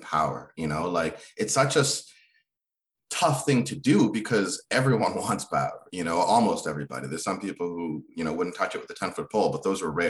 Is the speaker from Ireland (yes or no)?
no; Kenya; moved away; I was born in Kenya